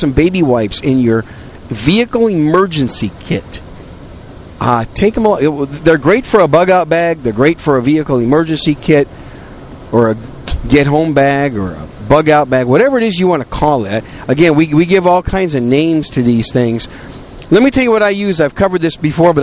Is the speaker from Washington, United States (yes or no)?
no; Wisconsin, United States; also born or lived in New York City; now in San Antonio, United States; I was born in New York City, raised in Wisconsin. I call Wisconsin home. I'm a cheesehead